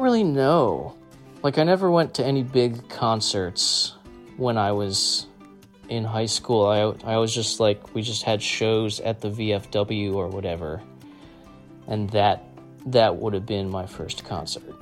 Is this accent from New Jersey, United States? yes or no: yes; Nutley, New Jersey, United States; born or raised there